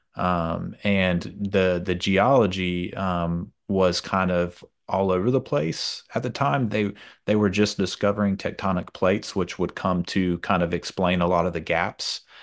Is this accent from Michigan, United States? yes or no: no; Georgia, United States; moved away as an adult; now in Louisiana, United States; I'm originally from Georgia. I've been, I've been here for ten years now.